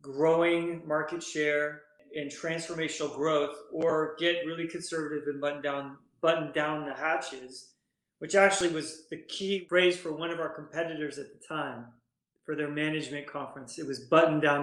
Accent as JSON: {"language": "English", "region": "Northern California", "country": "United States", "tie": "born or raised there", "moved": "as an adult", "lives_now": "East Coast, United States", "said": "So born and raised in Northern California, went to school in UC, Southern California."}